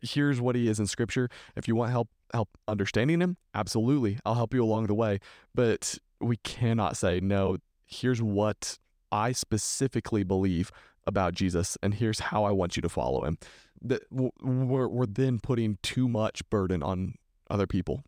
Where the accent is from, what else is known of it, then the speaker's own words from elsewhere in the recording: Texas, United States; I'm from Texas